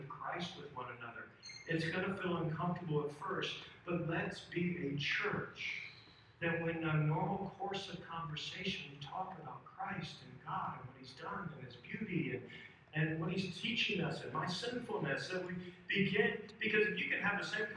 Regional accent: Indiana, United States; now in Houston, United States; I come from Houston, grew up in Indiana

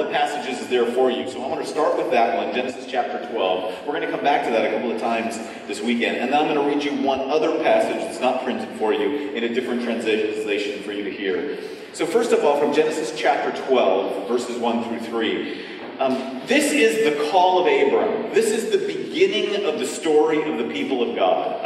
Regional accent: California, United States; I'm from California

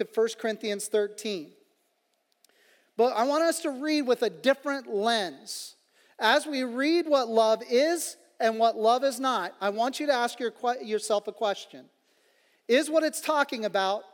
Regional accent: Kansas City, Kansas, United States; where I was from the Kansas City, Kansas side of things

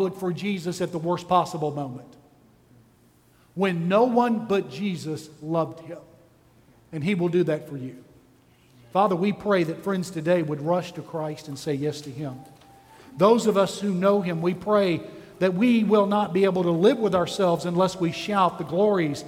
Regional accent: Texas, United States; I'm from Texas

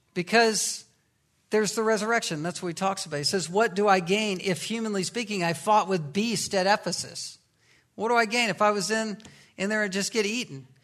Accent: the Bible Belt, United States; I was growing up in the Bible Belt

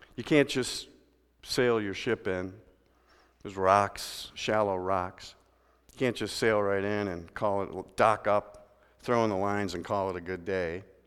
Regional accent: Midwest, United States; We're from the Midwest where they got lakes.

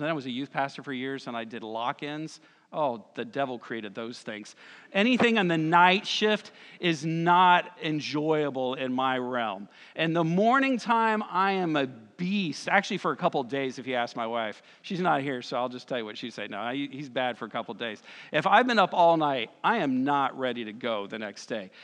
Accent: Lakeland, Florida, United States; now in Conway, United States; I grew up in Lakeland, Florida. We know about lakes. I moved here

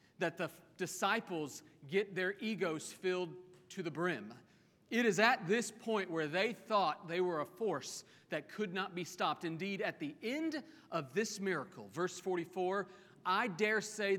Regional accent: Oklahoma, United States; I grew up in Oklahoma

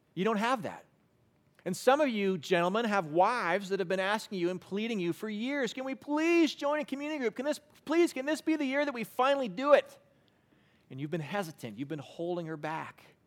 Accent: Western Canada, Canada; I grew up in Western Canada

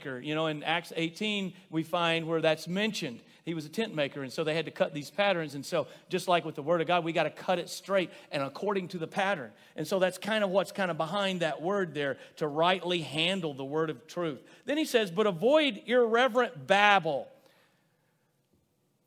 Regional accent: Rosebud, United States; growing up in Rosebud

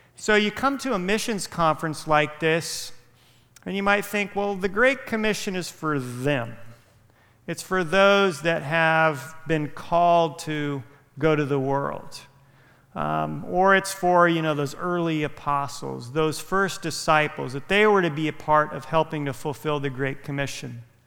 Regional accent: Visalia, California, United States; moved away as an adult; also born or lived in Santa Barbara, California; now in Orlando, United States; I grew up in Visalia when I graduated Mount Whitney High School

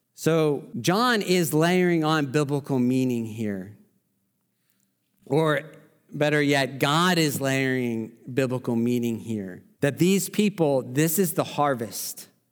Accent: Oklahoma, United States; I'm from Oklahoma

